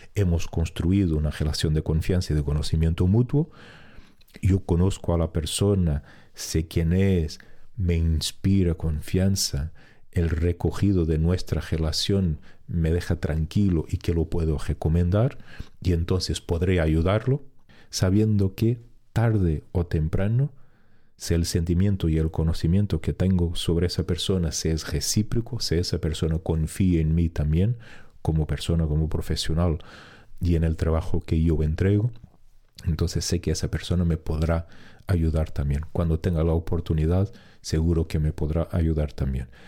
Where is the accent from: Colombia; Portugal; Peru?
Portugal; moved away as an adult; en mi pueblo donde yo vivía en, Portugal